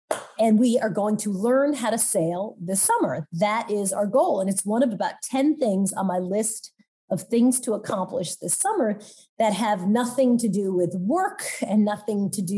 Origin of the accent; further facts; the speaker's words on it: Long Island, New York, United States; I grew up in Long Island, so I don't know where I got this voice.